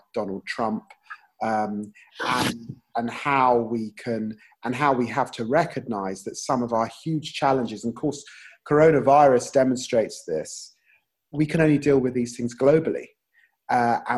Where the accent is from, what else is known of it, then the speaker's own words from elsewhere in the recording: London, United Kingdom; also born or lived in Peterborough; growing up in Tottenham and the Caribbean community into which I grew up